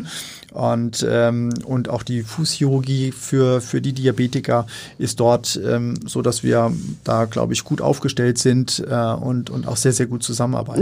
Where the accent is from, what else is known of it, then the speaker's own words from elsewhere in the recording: Darmstadt, Hesse, Germany; moved away as an adult; also born or lived in Mainz / London / New Haven / Aachen; now in Hamburg, Germany; Ich bin gebürtig aus dem Rhein-Main-Gebiet, ja. also aus Darmstadt, also so in der Mitte von Deutschland.